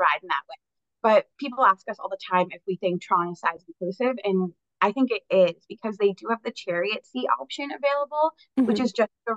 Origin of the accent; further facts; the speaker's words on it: Massachusetts, United States; we're from Massachusetts.